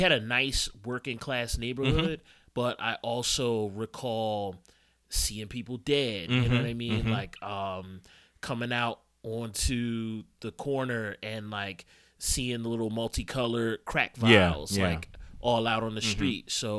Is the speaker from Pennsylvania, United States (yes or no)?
yes; Philadelphia, Pennsylvania, United States; I'm from Uptown, West Oak Lane. So Northwest Philadelphia, as they say. So right around 68th and Broad.